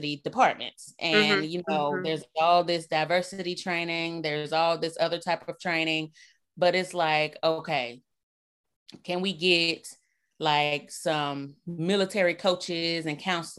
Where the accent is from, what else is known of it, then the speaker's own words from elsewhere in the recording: Birmingham, Alabama, United States; now in Mississippi, United States; I'm originally from Birmingham, Alabama